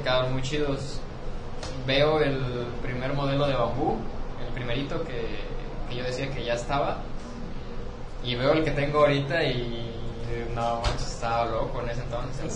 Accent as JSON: {"language": "Spanish", "region": "Morelos", "country": "Mexico", "tie": "born or raised there", "moved": "as an adult", "lives_now": "Guadalajara, Mexico", "said": "he vivido toda mis 21 años en Morelos."}